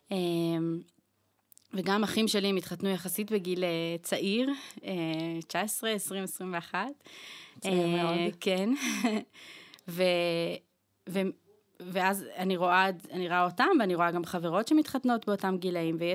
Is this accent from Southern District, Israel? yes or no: no; Northern District, Israel; moved away as an adult; now in Jerusalem, Israel; אני בת 32, גרה היום בירושלים, גדלתי בצפון.